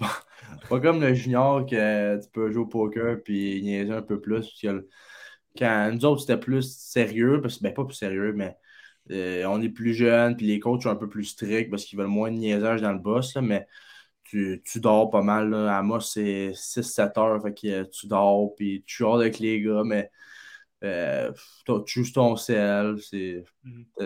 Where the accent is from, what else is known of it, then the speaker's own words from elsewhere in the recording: Blainville, Quebec, Canada; j'ai 17 ans, puis euh, je viens de Blainville.